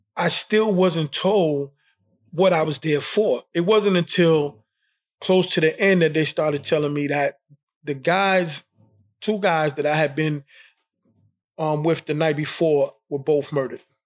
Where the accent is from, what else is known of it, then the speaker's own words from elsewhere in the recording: New York City, New York, United States; I was born and raised in Brooklyn